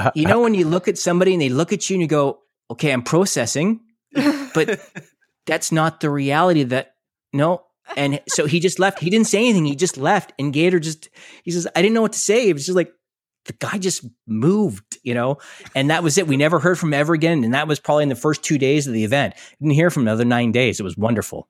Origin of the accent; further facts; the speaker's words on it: Canada; we're all Canadian